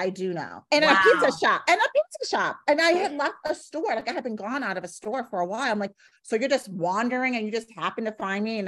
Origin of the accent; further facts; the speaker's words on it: New York City, New York, United States; I'm from New York City